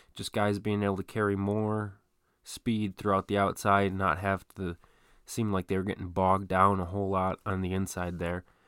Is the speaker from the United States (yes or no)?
yes; Detroit, Michigan, United States; my hometown, sort of, of Detroit